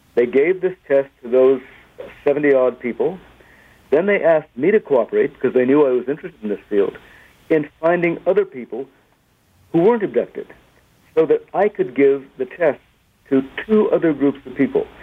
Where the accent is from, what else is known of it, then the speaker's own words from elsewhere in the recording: United States; I am an American, a dual national